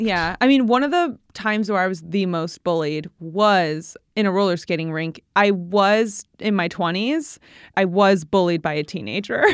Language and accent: English; Midwest, United States; now in New York, United States; we're from the Midwest and the flat, flat lands of the Midwest